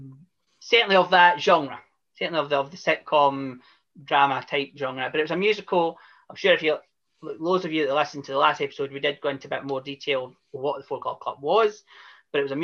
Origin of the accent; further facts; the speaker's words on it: Scotland, United Kingdom; I'm Scottish